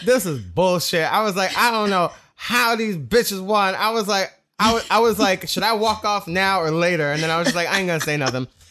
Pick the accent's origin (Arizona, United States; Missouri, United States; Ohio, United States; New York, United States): New York, United States; growing up in New York in the, in the, the, the, the gay scene, it was, um, I was twelve years old